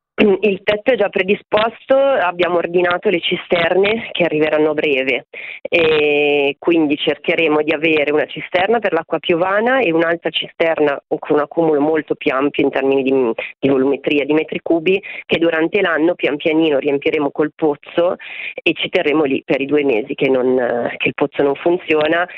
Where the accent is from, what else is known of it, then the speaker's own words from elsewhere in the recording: Milan, Lombardy, Italy; moved away as an adult; now in Gubbio, Italy; io nata e cresciuta a Milano, trasferita sull'Appennino Umbro Marchigiano da un paio d'anni